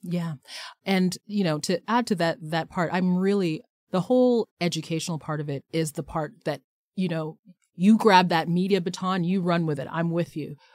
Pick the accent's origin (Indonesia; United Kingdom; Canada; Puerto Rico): Canada; who we are as Canadians